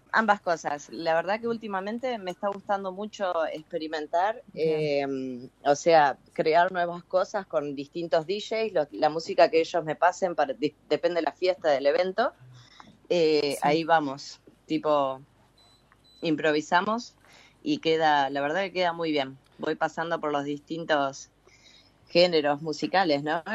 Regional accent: Concepción del Uruguay, Entre Ríos, Argentina; yo soy de Entre Ríos, de Concepción del Uruguay

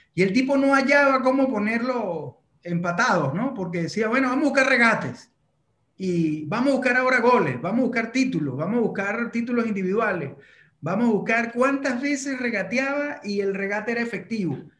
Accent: Venezuela; yo como venezolano

